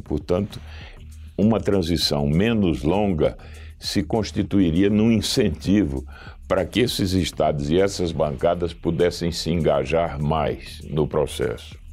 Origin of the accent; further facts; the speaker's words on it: Northeast Region, Brazil; eu sou nordestino